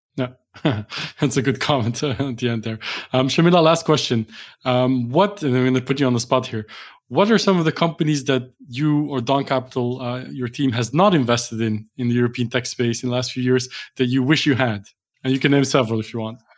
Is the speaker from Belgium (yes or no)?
yes; Belgium; Belgium, uh, which is for my home country